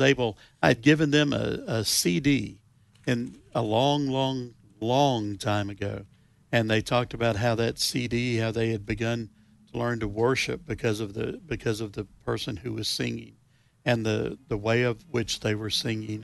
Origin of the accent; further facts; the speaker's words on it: the South, United States; I am from the South.